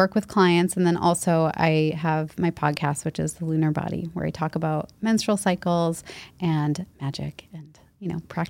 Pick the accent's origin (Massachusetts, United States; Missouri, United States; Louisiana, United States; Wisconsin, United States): Massachusetts, United States; Leominster; now in Boston, United States; I grew up there. And then when I was 18, I came to Boston for college and I never left.